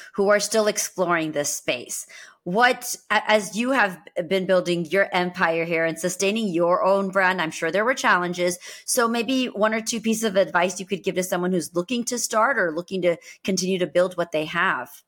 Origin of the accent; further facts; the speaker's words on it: United States; I was born and brought up here